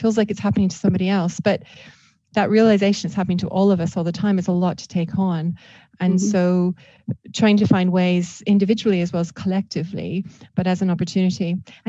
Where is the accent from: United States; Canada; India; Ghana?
Canada; Well, exactly. And I'm Canadian too, right?